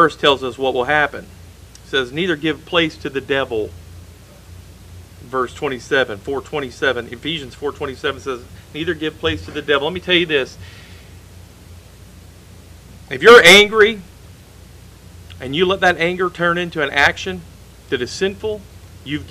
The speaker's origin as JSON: {"language": "English", "country": "United States", "tie": "born or raised there", "said": "The country that I grew up in has gone away"}